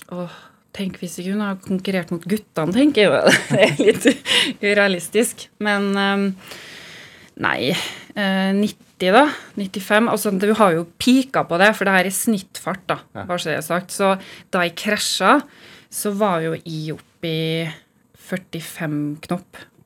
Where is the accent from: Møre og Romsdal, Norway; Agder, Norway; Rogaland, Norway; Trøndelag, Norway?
Møre og Romsdal, Norway; Molde; moved away; Jeg kommer fra Kleive, lita bygd utenfor Molde.